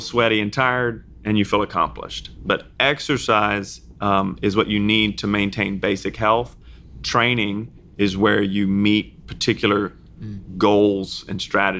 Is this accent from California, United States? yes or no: no; Louisiana, United States; I'm from Louisiana